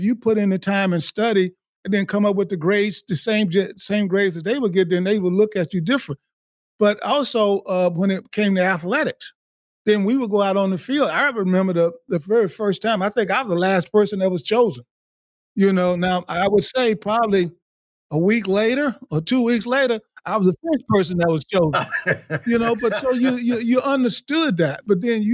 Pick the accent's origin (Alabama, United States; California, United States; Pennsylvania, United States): Alabama, United States; moved away; I grew up in the 60s in the state of Alabama